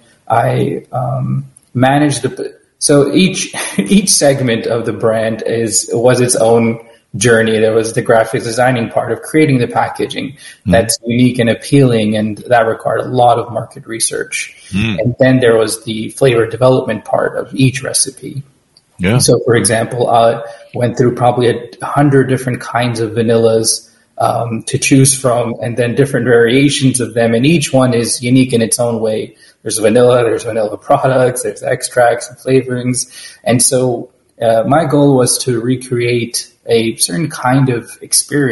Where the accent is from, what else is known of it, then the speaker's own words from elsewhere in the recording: New York, United States; I grew up in New York, so I also have an emotional connection to pizza